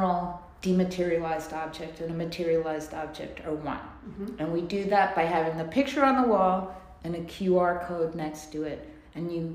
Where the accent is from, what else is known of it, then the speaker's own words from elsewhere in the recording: New York, United States; I grew up in New York